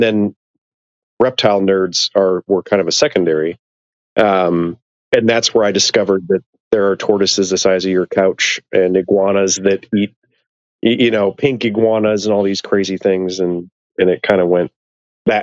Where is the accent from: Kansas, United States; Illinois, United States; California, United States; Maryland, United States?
Illinois, United States; I grew up in Illinois